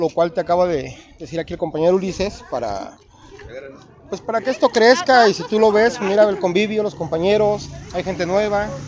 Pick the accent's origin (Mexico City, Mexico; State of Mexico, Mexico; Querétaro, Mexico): State of Mexico, Mexico; Naucalpan; yo vengo pues del estado de México de Naucalpan allá hicimos también la filial de Bols Club Celaya.